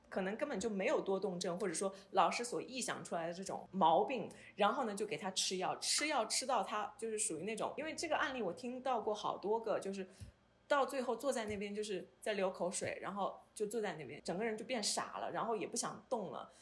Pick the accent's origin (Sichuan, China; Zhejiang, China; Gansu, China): Zhejiang, China; Hangzhou; moved away as an adult; now in Edmonton, Canada; 我的家乡杭州